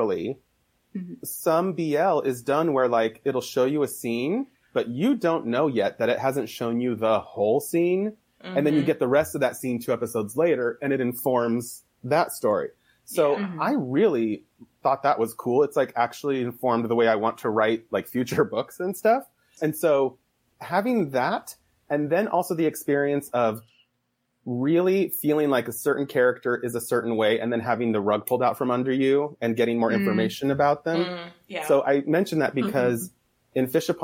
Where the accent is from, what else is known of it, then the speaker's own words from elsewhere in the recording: Idaho, United States; I'm from Idaho.